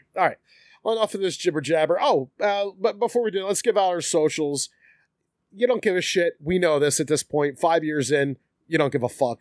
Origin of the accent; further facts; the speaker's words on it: Philadelphia, Pennsylvania, United States; also born or lived in Collingdale; I'm originally from South Philly.